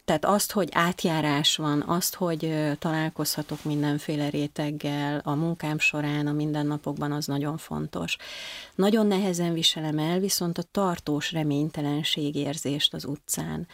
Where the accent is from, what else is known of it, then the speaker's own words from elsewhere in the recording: Marcali, Somogy, Hungary; now in Budapest, Hungary; Én vidéki vagyok, bár nem faluból, hanem egy nagyon kicsi városból származom. Ez nevezetesen Marcali